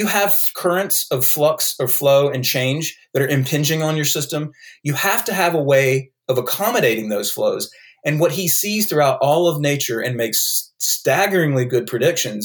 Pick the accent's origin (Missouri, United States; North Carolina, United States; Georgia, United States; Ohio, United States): North Carolina, United States; accent: North Carolina; I have a North Carolina accent